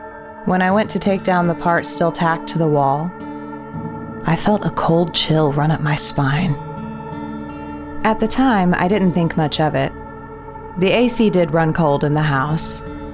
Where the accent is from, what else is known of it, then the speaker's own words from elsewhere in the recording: Colorado, United States; I had been born and raised in Colorado, so anything that didn't look like a Coors beer commercial was foreign to me.